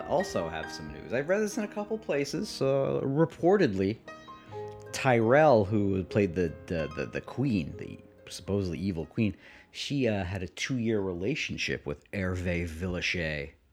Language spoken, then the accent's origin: English; Connecticut, United States; I'm from Connecticut